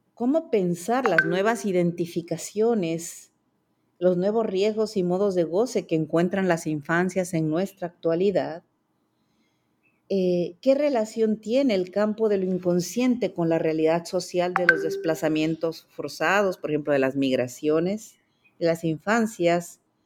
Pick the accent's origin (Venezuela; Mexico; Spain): Mexico; moved away as an adult; also born or lived in France; now in Puerto Rico; yo soy mexicana de nacimiento. Allá hice mis primeros estudios de psicología